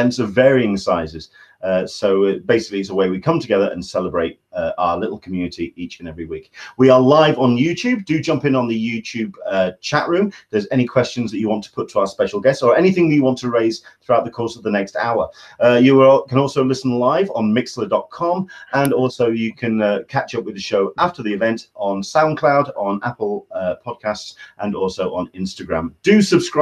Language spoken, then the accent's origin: English; England, United Kingdom; I am your Englishman in San Diego